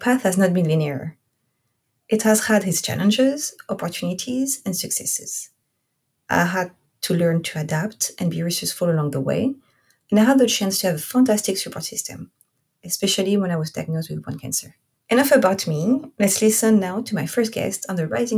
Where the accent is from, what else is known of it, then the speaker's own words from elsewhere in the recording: Corsica, France; accent: French; English is a second language; moved away as an adult; also born or lived in Oahu, Hawaii / Rhode Island / Washington State; now in Vancouver, Washington, United States; I am French. I am from a small Mediterranean island called Corsica.